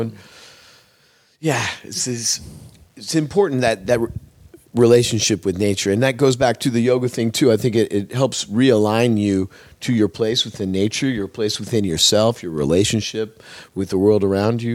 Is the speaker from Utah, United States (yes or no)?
no; Eugene, Oregon, United States; moved away as an adult; now in Los Angeles, United States; I come from Oregon. I grew up in the Eugene Springfield area of Oregon